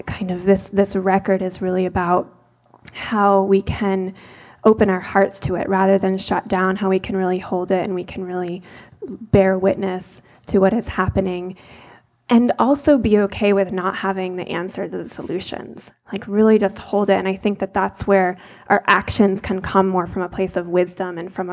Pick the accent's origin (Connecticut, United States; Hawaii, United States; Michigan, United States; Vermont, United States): Vermont, United States; I was born in Vermont